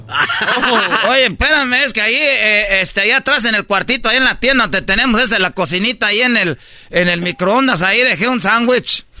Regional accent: Jiquilpan, Michoacán, Mexico; mi pueblo, Jiquilpan

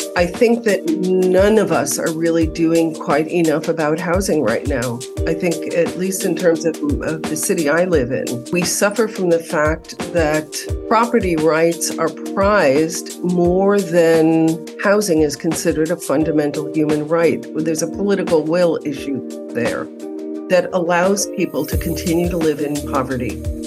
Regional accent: New York City, New York, United States; now in Los Angeles, United States; having been born and raised in New York City

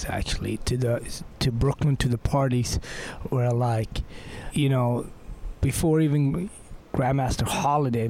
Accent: Sweden; I grew up in Sweden

